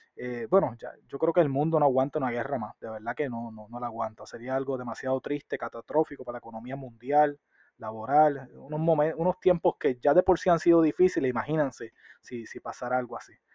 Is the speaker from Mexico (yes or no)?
no; Puerto Rico; nosotros como puertorriqueños